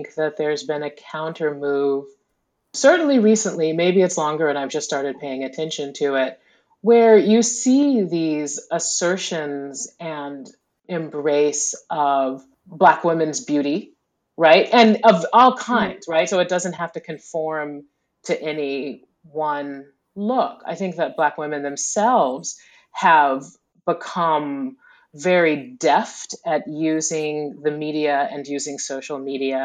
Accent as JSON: {"language": "English", "region": "the American South", "country": "United States", "tie": "born or raised there", "said": "growing up in the American South"}